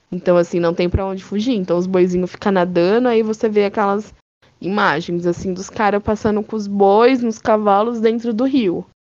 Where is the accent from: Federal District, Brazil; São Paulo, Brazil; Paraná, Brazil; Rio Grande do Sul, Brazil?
Paraná, Brazil; Pato Branco; Uai, de onde eu venho, fala.